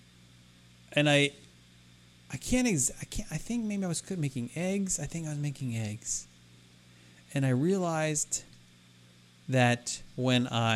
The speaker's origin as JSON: {"language": "English", "region": "Maryland", "country": "United States", "tie": "born or raised there", "said": "It was filmed in my home state"}